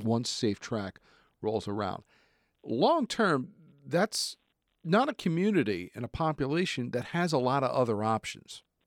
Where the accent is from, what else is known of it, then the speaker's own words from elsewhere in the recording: New Jersey, United States; now in Washington, D.C., United States; grew up in New Jersey. I'm originally from New Jersey.